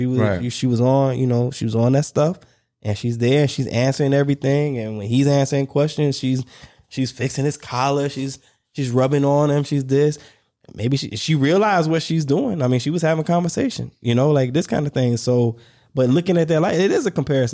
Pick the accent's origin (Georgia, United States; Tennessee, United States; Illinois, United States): Georgia, United States; Warner Robins; I'm from Warner Robins